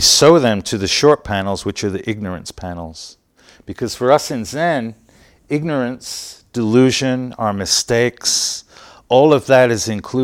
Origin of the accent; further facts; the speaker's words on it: London, United Kingdom; also born or lived in Utah, United States; now in San Francisco, United States; I grew up in England